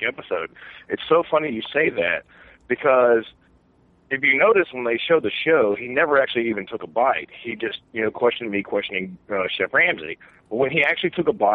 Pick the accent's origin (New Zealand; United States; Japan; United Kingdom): United States; Southeast Texas; I'm an old country boy from Southeast Texas